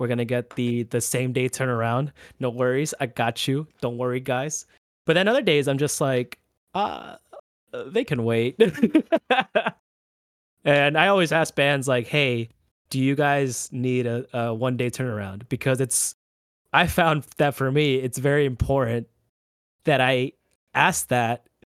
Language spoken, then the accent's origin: English; Orlando, Florida, United States; So I I am from Orlando, but I make the drive to Tampa, like, every week just to shoot a band here and there.